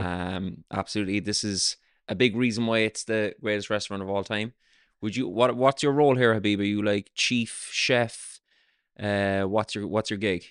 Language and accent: English; south of Ireland, Ireland; I grew up in the south of Ireland